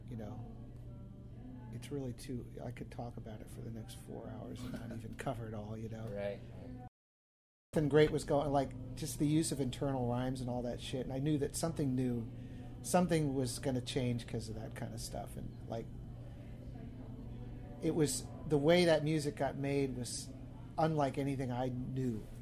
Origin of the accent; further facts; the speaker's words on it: East Coast, United States; I grew up on the East Coast, you know, and I loved that.